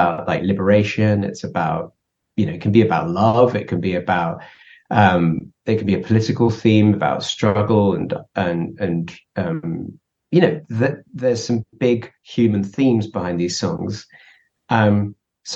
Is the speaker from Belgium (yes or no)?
no; England, United Kingdom; we're an English band